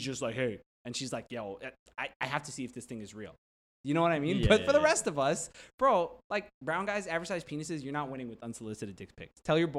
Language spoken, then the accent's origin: English; Shiraz, Fars, Iran; Shirazi. I'm from Shiraz. Shiraz is a town.